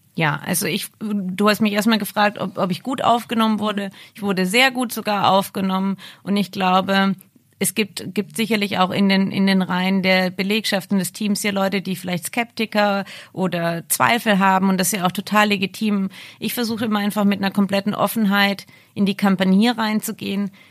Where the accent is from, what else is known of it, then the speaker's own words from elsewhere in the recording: Ravensburg, Baden-Württemberg, Germany; moved away; in der Nähe von meiner Heimat in Ravensburg